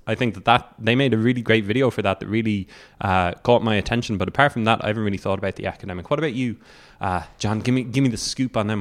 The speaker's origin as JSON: {"language": "English", "town": "Cork", "region": "Munster", "country": "Ireland", "said": "I'm from Cork"}